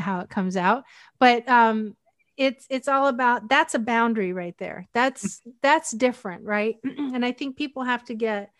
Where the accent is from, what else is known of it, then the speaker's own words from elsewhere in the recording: Northwestern Pennsylvania, United States; also born or lived in Hawaii; I grew up in Northwestern Pennsylvania